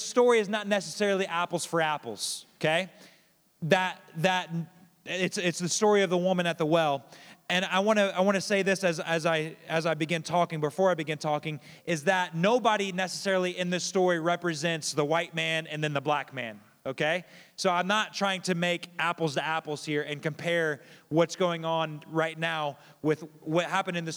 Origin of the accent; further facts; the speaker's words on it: Kokomo, Indiana, United States; moved away; I grew up in Kokomo, so I grew up in kind of a more diverse area